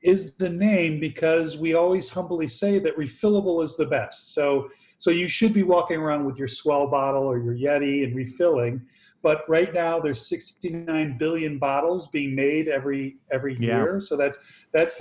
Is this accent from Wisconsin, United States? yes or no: yes; Milwaukee, Wisconsin, United States; I'm from Wisconsin. I'm from Milwaukee